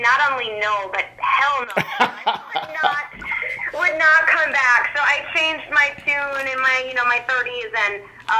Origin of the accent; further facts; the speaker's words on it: Upper Peninsula, Michigan, United States; moved away as an adult; also born or lived in Wisconsin; I was one of those kids who grew up in the UP in a small town and wanted to get out as soon as possible.